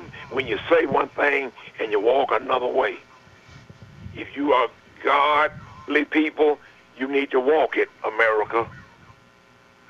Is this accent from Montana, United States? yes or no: no; Murfreesboro, Tennessee, United States; also born or lived in Smyrna, Tennessee; We moved to Murfreesboro from Smyrna